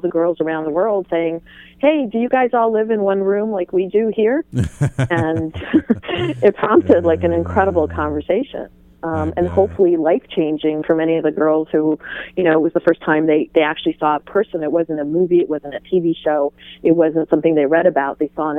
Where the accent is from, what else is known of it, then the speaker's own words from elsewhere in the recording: Iran; born there; I was born in Iran, while my father worked for the Israeli Airlines.